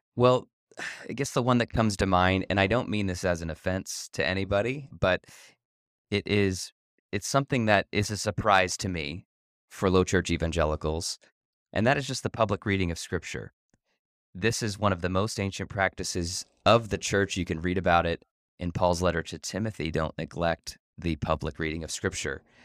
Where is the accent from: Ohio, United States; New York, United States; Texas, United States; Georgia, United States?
Ohio, United States; now in Chicago, United States; I grew up in Ohio